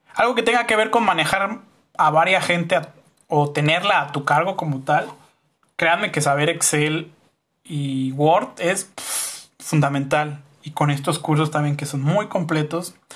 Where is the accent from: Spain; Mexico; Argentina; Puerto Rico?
Mexico; como raza, ya ni siquiera como sociedad mexicana